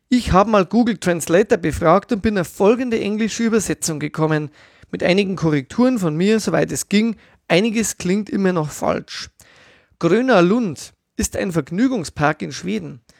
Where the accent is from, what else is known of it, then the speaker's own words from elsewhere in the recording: Bavaria, Germany; Als Bayer solidarisiere ich mich mit den Schwaben